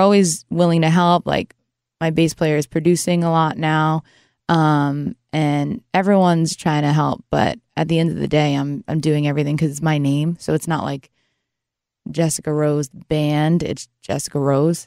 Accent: New York, United States; moved away; also born or lived in New Jersey / Nashville, Tennessee / Louisiana; I grew up in New York originally, and then I became a Jersey girl

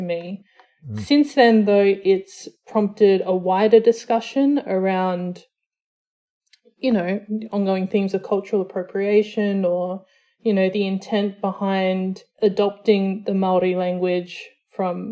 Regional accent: Australia; So I'm Samoan Australian. So my dad is from Western Samoa. My mum is from South Australia. They met in New Zealand, moved back to Australia where I was born

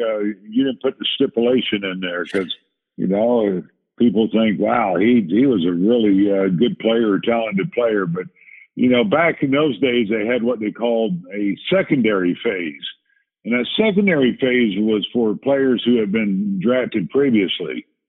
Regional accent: South Carolina, United States; also born or lived in France; I was born in France, but I don't remember anything about those years because I left there when I was 3 years old and went from there to South Carolina, where he was stationed at Port Jackson.

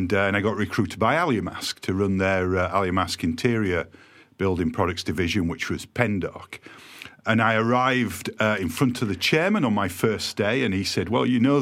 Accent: Yorkshire and the Humber, United Kingdom; also born or lived in Shrewsbury; now in Eastbourne, United Kingdom; they used to tease me about my accent. And I said to them when we got bought, wait until you visit Doncaster, you'll think I'm posh

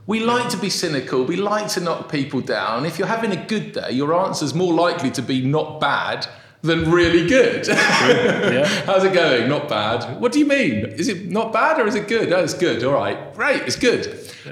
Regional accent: South East England, United Kingdom; also born or lived in Brazil / Bath; I was born in Brazil. I lived there till I was six. Then we moved over to England. I lived in the southeast.

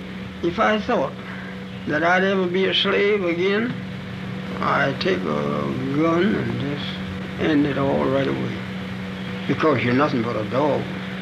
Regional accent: Charlottesville, Virginia, United States; I was born in Charlottesville, Virginia. My grandfather belonged to Thomas Jefferson. My grandfather was 115 years old when he died. And now I am 101 years old.

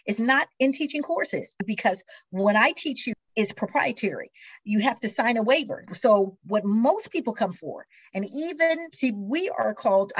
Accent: Missouri, United States; I am from Missouri originally, grew up in Missouri, the show me state

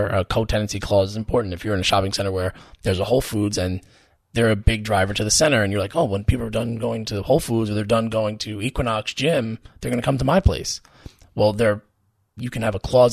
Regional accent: Long Island, New York, United States; I grew up on Long Island

